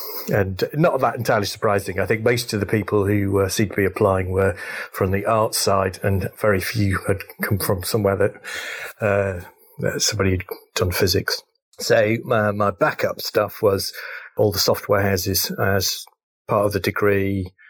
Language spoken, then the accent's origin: English; North West England, United Kingdom; Okay, great. So I grew up in Cheshire, went to a local grammar school called Sandbach.